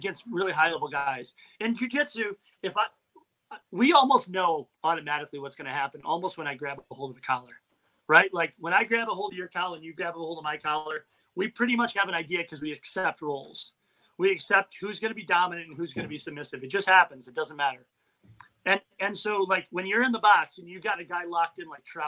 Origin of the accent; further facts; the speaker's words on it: Michigan, United States; I'm from Michigan. I grew up in the Bad Boy Pistons era